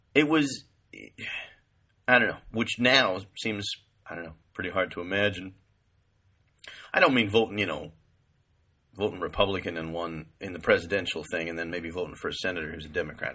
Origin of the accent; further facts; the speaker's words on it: California, United States; moved away; also born or lived in East Coast / New York; I'm from California. I've lived most of my life either in California or on the East Coast